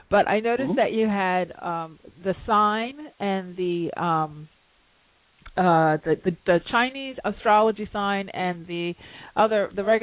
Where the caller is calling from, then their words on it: London, United Kingdom; I'm calling in from London, uh, you know, at the midnight.